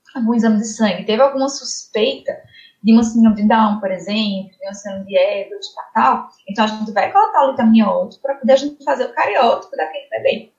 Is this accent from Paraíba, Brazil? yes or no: yes; Campina Grande, Paraíba, Brazil; also born or lived in Ribeirão Preto, São Paulo; Eu sou da Paraíba, na Fral de Campina Grande